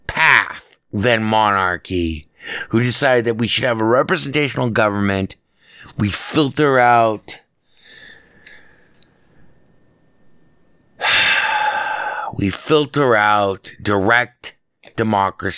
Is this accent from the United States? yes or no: yes; United States; I'm an American. I'm as American as fucking apple pie